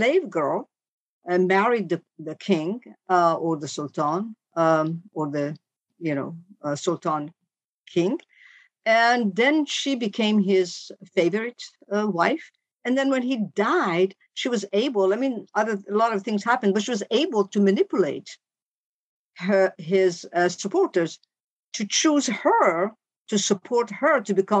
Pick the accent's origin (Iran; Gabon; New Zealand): Iran; Tehran, Tehran Province; moved away as an adult; now in Boston, United States; I was born in Iran, finished high school, and then I came to America.